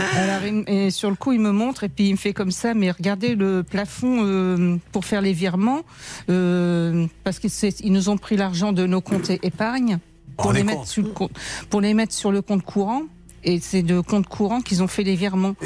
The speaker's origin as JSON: {"language": "French", "town": "Harfleur", "region": "Normandy", "country": "France", "lives_now": "Le Havre, France", "said": "au départ, je suis de, Harfleur, à côté. Et ah. après, quand je me suis mariée, euh, on est arrivé au Havre il y a 35 ans"}